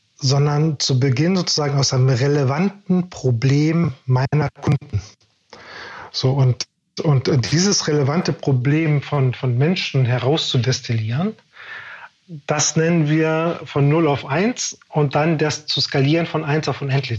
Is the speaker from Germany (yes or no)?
yes; Germany; Wir sind ja als Deutsche groß geworden